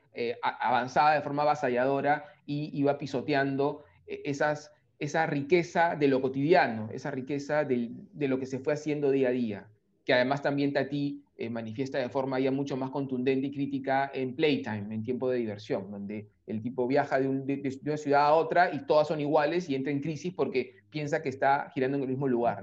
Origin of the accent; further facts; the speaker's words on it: Lima, Peru; nuestra Lima, que es más gris